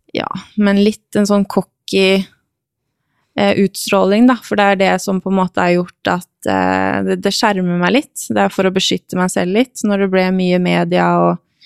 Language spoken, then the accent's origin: Norwegian; Norway; moved away as an adult; also born or lived in Romania / Hungary; jeg var norsk